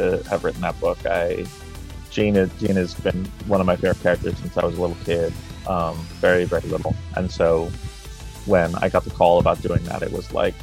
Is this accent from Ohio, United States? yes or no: no; New York City, New York, United States; I grew up in Manhattan, born and raised